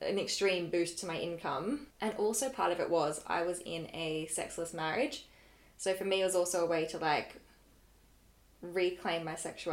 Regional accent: Australia; I'm from Australia

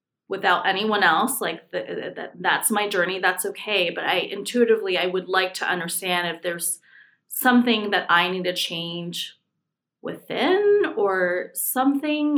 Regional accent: California, United States; moved away as an adult; So I'm from California. I moved here about 5 years ago for a job.

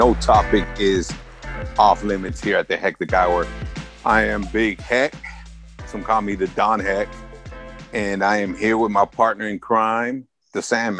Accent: Los Angeles, California, United States; Either one's cool with me. Born and raised in Los Angeles. Lived here my whole life. Never lived anywhere outside the city, man. So I this is my city and I love it.

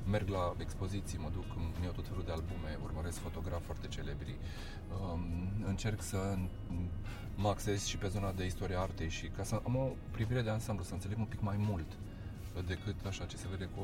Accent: Hărman, Brașov County, Romania; now in Bucharest, Romania; Gândește că sunt un băiat din Herman Brașov care a venit cu un vis la București, știi ce zic?

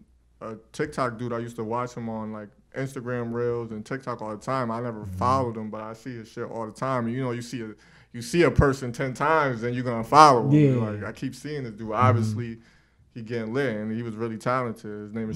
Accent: Connecticut, United States; I tell people I'm from Connecticut sometimes, and they don't even know that's in America.

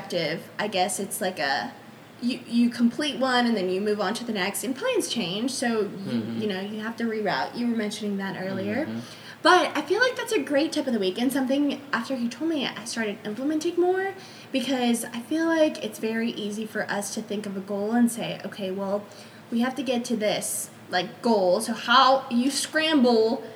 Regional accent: Los Angeles, California, United States; that's my hometown

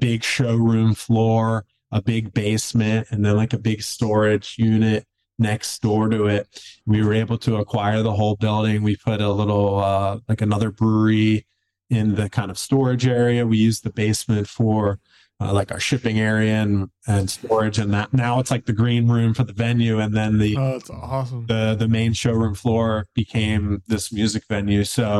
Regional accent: Philadelphia, Pennsylvania, United States; now in Asheville, United States; I'm originally from the Philly area.

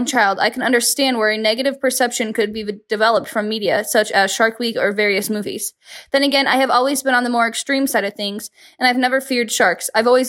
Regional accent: Arizona, United States; Well, growing up in Arizona

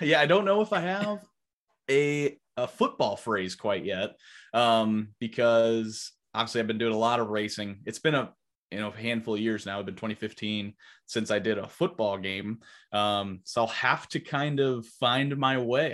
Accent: Highland, Illinois, United States; also born or lived in Oklahoma / North Carolina; my hometown, which is Highland

